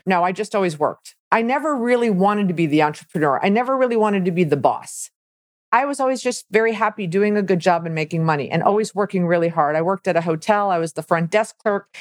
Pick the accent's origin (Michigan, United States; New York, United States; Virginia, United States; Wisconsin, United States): Wisconsin, United States; Milwaukee; moved away; also born or lived in Florida / Miami; I was born in Milwaukee, Wisconsin. So I'm a cheesehead